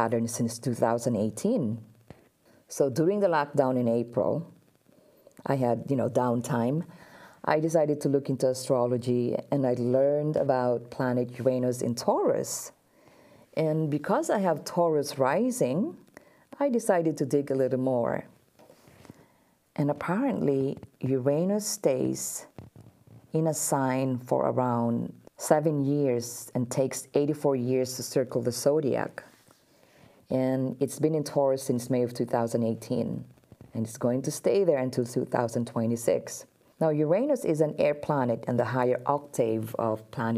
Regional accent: Philippines; I'm Filipino

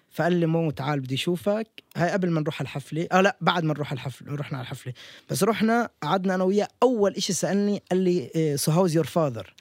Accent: Palestine; وأنا فلسطيني

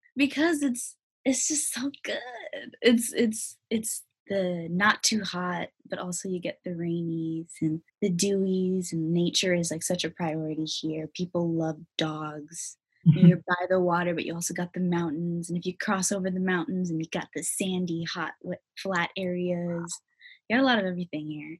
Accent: Federal Way, Washington, United States; also born or lived in South Seattle, Washington; I was born in Federal Way. I would say I grew up in Federal Way

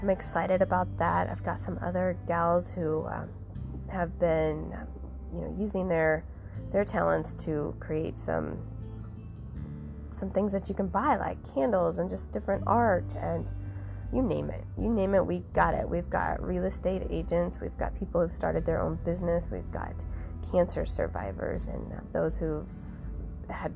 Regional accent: Ottumwa, Iowa, United States; also born or lived in Gary, Indiana / Cedar Rapids, Iowa; I'm from a farm in southeastern Iowa. I went to, you know, all through school down there.

